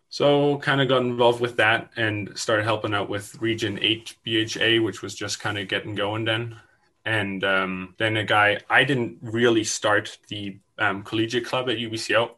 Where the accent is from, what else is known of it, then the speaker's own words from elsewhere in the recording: Germany; now in British Columbia, Canada; I moved here from Germany in 2012 with my parents and my older brother